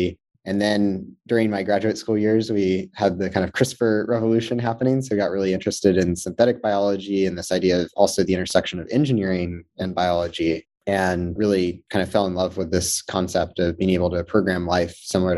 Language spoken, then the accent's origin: English; Georgia, United States; moved away as an adult; So I'm actually from Georgia originally, although I don't have the accent, so it'd be hard to guess. Grew up in Georgia, just north of Atlanta for the first 18 years of my life